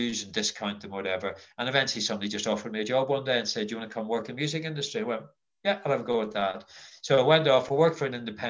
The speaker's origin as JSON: {"language": "English", "town": "Belfast", "region": "Northern Ireland", "country": "United Kingdom", "tie": "born or raised there", "said": "I grew up in Belfast in what were pretty dark times."}